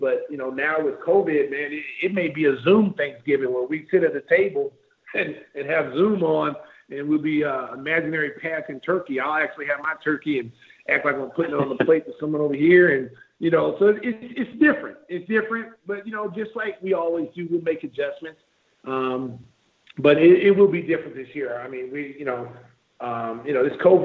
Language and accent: English; the South, United States; I'm from the South a little bit